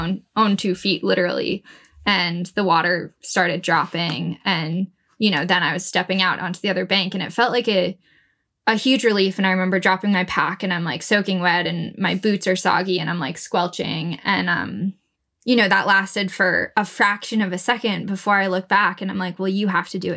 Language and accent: English; Vermont, United States; moved away as an adult; growing up in Vermont